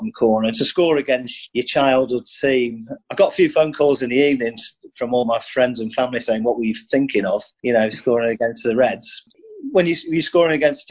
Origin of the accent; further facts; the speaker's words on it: Manchester, North West England, United Kingdom; I'm from Manchester, a big United fan. I used to go home and away when I was a kid